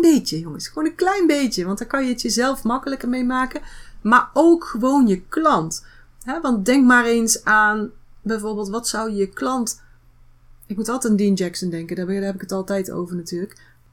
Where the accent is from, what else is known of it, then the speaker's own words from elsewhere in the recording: North Brabant, Netherlands; Bij ons in Brabant zeggen we dan houdoe.